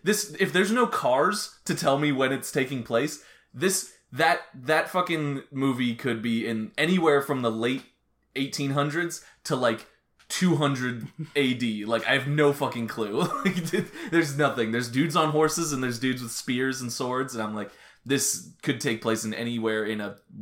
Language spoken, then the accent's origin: English; United States; because we're American